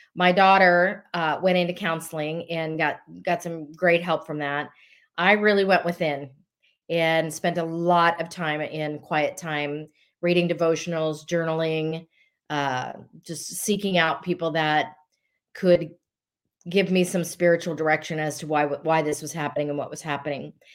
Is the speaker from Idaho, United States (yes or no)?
no; Colorado, United States; I'm originally from Colorado. Uh, I was not born there, but raised there